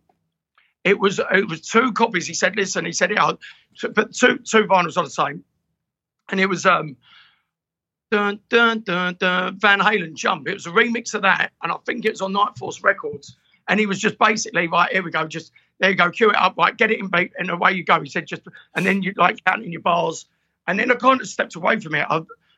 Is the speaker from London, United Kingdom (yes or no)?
no; Clacton-on-Sea, East of England, United Kingdom; also born or lived in Tenerife; I'm from Clacton. Clacton-on-Sea